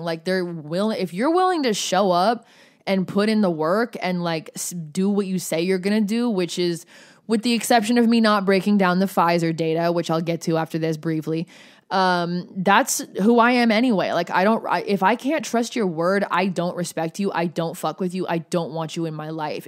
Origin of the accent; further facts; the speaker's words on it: Oregon, United States; moved away as an adult; also born or lived in Los Angeles County, California; I moved down to L A County from Oregon.